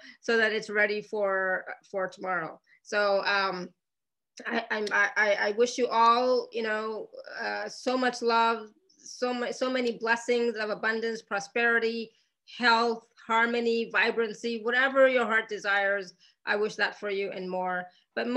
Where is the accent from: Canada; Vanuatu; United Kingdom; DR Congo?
Canada; moved away; I come from Canada